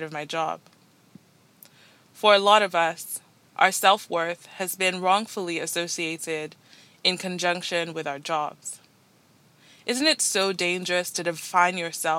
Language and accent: English; Nigeria; moved away as an adult; now in Toronto, Canada; I'm Nigerian-born, Nigerian-raised, moved to Canada just over 7 years ago